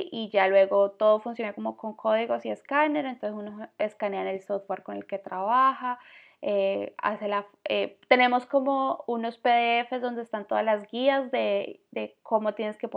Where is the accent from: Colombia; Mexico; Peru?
Colombia; Una es de Suecia y pues yo, que soy colombiana.